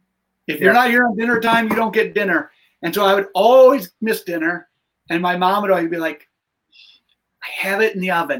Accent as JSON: {"language": "English", "town": "Madison", "region": "Wisconsin", "country": "United States", "tie": "born or raised there", "said": "I grew up in Madison"}